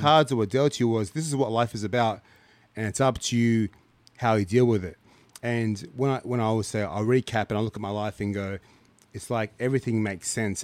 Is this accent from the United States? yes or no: no; Canberra, Australian Capital Territory, Australia; also born or lived in Ghana / Lithgow; I grew up in Canberra